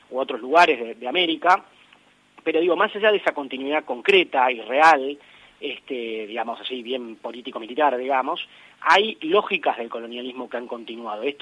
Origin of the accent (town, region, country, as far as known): Argentina